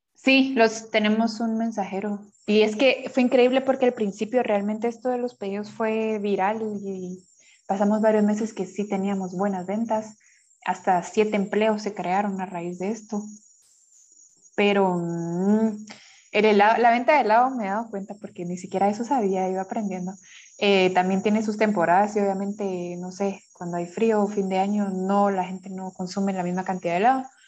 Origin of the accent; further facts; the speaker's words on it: Guatemala; Como guatemaltecos